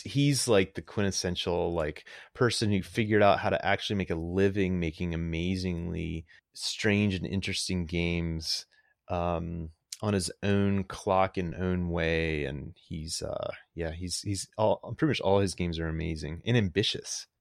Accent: Greenville, North Carolina, United States; moved away; was born in Greenville, North Carolina.

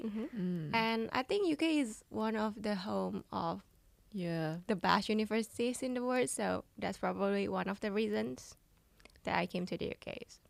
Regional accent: Indonesia; English is a second language; moved away as an adult; now in Manchester, United Kingdom; I'm an international student currently studying in MSc Marketing. I'm from Indonesia.

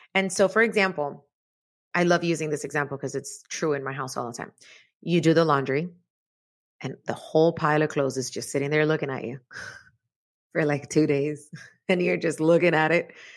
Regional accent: Cuba; moved away; I was born in Cuba, so the whole concept of money was this really confusing thing 'cause we didn't have any

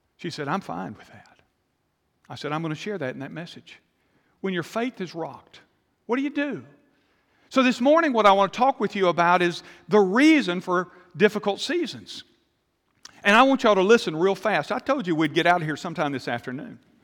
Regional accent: United States; we're Americans or we're American Christians

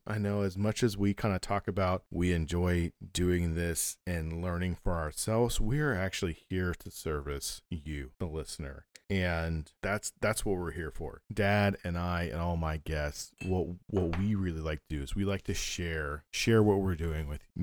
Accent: United States; as an American

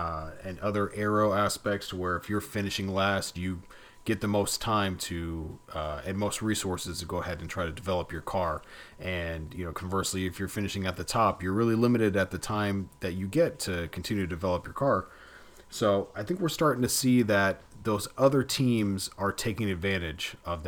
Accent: Florida, United States; we're South Florida guys. We grew up in Broward County.

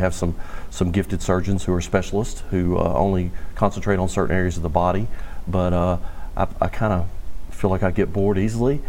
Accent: Natchitoches, Louisiana, United States; moved away as an adult; now in Bossier City, United States; I wanted to practice in my hometown where I grew up

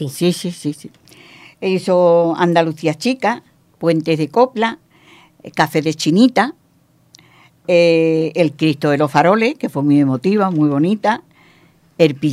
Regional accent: Morocco; moved away; me emociono más porque han pasado tantos años desde que yo salí de Marruecos.

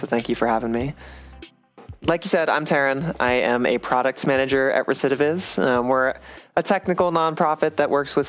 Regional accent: Charlotte, North Carolina, United States; moved away as an adult; I'm originally from North Carolina, the suburbs of Charlotte near Davidson College.

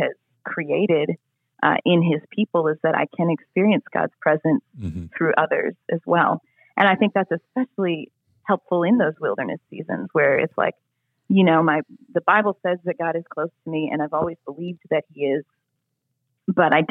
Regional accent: United States; I am American

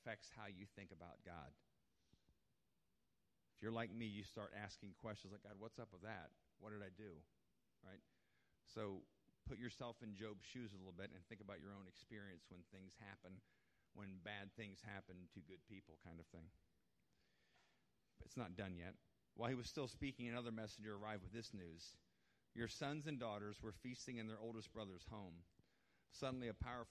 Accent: United States; we as Christians, and I would say especially as American Christians

